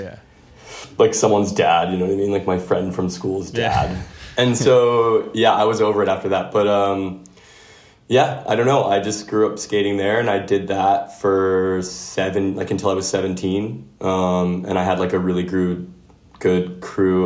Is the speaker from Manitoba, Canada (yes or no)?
yes; Winnipeg, Manitoba, Canada; I grew up in Winnipeg